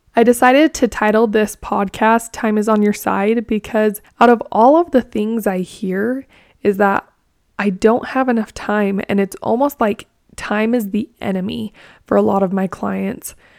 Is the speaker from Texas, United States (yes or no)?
no; Blanding, Utah, United States; also born or lived in Lehi, Utah; I grew up in Blanding, Utah. It's in southeastern Utah.